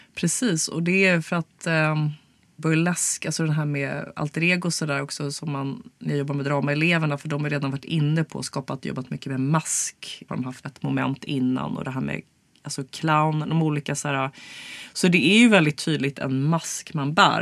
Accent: Stockholm, Stockholm County, Sweden; also born or lived in United States; jag är ju stockholmare

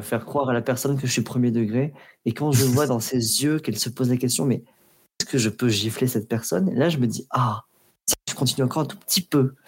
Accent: Provence-Alpes-Côte d'Azur, France; C'est bien euh, les Alpes de Haute-Provence. Donc voilà, je suis originaire de, là-bas

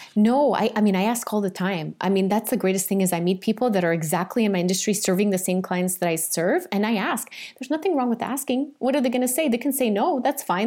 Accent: Portugal; I grew up in Portugal and we, you know, in a farm.

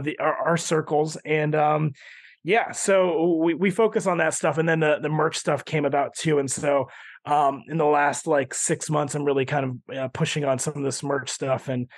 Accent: Philippines; I'm Filipino. He's an icon to our people.

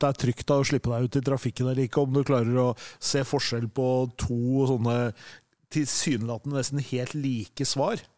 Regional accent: Elverum, Innlandet, Norway; Jeg er fra Elverum

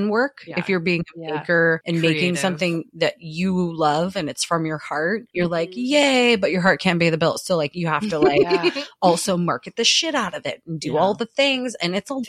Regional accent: Pacific Northwest, United States; I'm from the Pacific Northwest

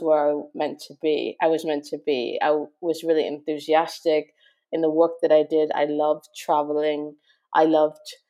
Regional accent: Toronto, Ontario, Canada; moved away as an adult; also born or lived in Montreal / Japan; now in London, United Kingdom; I'm Canadian, and grew up in Toronto, went to university in Montreal

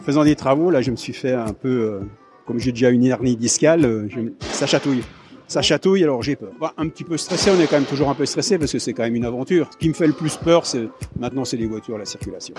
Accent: Gérardmer, Grand Est, France; je viens de Gérardmer

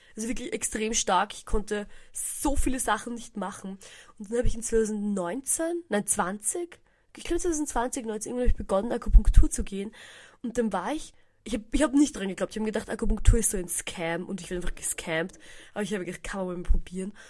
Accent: Hirm, Burgenland, Austria; Ich bin in Hirn aufgewachsen, könnte man sagen

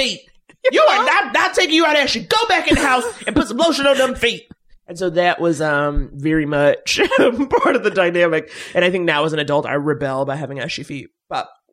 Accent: New York, United States; I was from New York

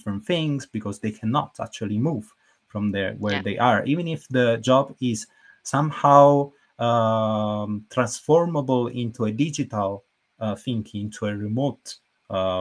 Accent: Naples, Campania, Italy; I moved back to Napoli.

